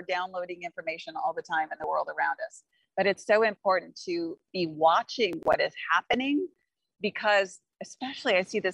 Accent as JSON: {"language": "English", "town": "Kansas City", "country": "United States", "said": "I'm from Kansas City"}